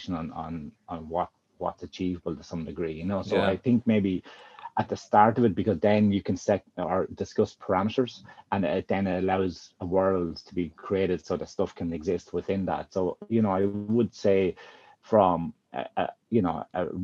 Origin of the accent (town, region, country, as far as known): Carlow, Leinster, Ireland; moved away as an adult; also born or lived in Galway